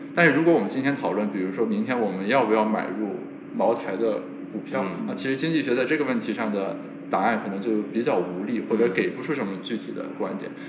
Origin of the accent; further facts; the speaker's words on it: China; 我们作为中国人